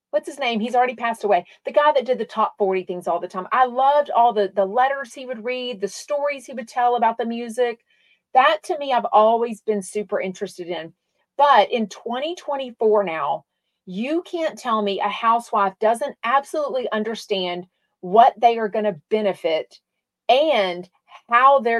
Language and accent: English; Australia; I'm from Australia and we used to listen to him here.